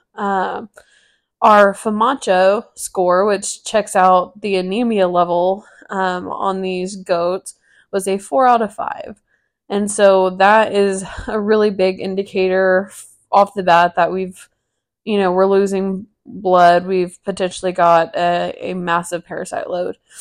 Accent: Texas, United States; moved away as an adult; now in Amarillo, United States; moving, you know, across the state ten hours away from my family

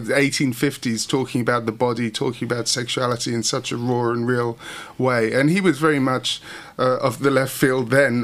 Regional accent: Hastings, South East England, United Kingdom; I started in punk and I come from Hastings

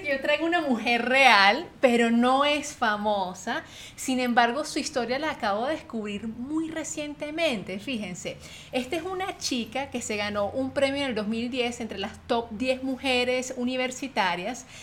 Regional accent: Venezuela; moved away; Adri y yo, que venimos de Venezuela

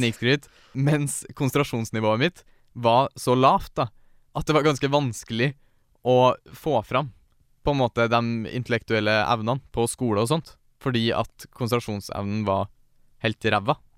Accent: Steinkjer, Trøndelag, Norway; Jeg er født og oppvokst i Steinkjer

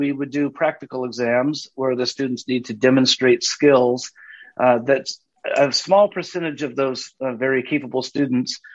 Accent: Southern California, United States; I grew up in Southern California

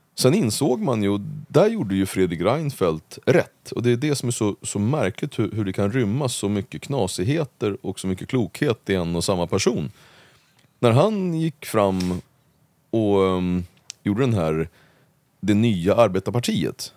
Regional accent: Uppsala, Uppsala County, Sweden; när jag växte upp i Gottsunda

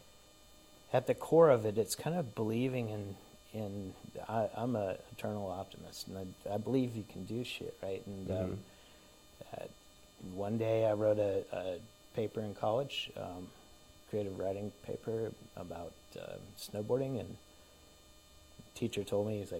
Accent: Dunwoody, Georgia, United States; I grew up in Dunwoody

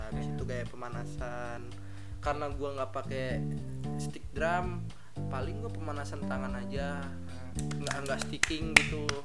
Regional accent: Jakarta, Indonesia; karena gue dari Jakarta gue gue rekaman di sini

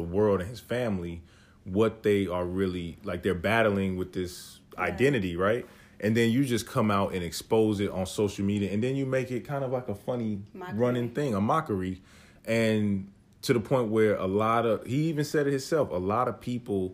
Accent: North Carolina, United States; we grew up in North Carolina

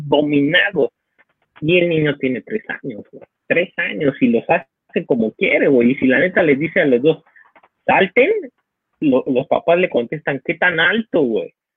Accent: Mexico; somos la sociedad mexicana

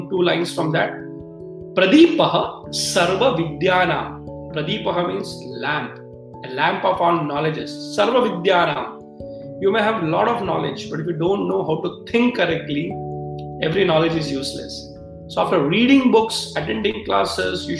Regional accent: Mumbai, Maharashtra, India; I come from Mumbai, you know, that's where in Maharashtra we celebrate in a big way

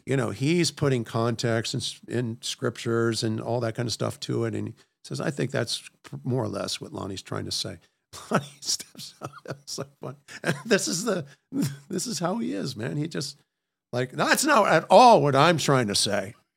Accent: Washington, D.C. area, Maryland, United States; moved away; I grew up in Washington, D C area, actually in Maryland

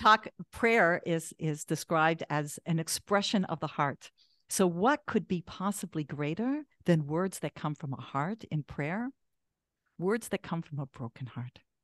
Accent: Canada; I'm Canadian.

